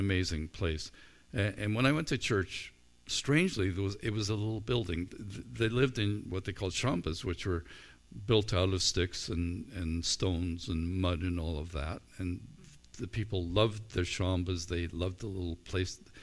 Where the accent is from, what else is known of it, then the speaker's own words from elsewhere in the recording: Canada; As a Christian or as a Canadian